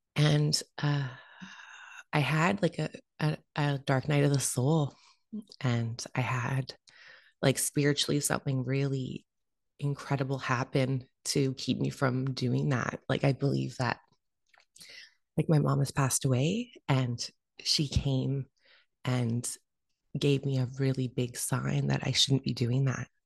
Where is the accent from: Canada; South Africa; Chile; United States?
Canada; Vancouver, British Columbia; been born and raised in Vancouver, Canada